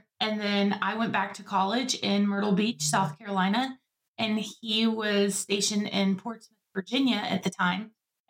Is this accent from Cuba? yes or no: yes; Guantanamo Bay, Guantánamo, Cuba; So I was visiting my parents. I grew up in Guantanamo Bay.